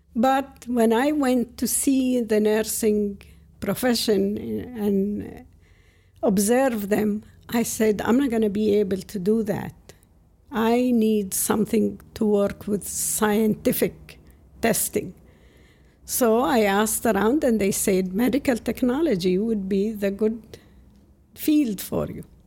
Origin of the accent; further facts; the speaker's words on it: outside Ramallah, West Bank, Palestine; English is a second language; moved away as an adult; now in Cliffside Park, United States; I was born outside of Ramallah in the, it used to be the West Bank of Jordan at the time. And at the first five years, I was sent to a school in the village